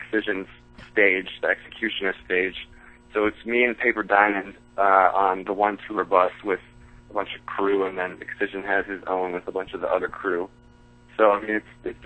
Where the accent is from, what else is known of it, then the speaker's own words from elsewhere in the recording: Minneapolis, Minnesota, United States; my hometown, Minneapolis